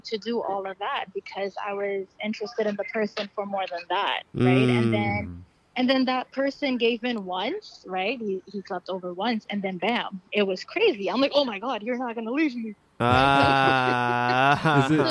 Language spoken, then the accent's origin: English; New York, United States; so I'm from New York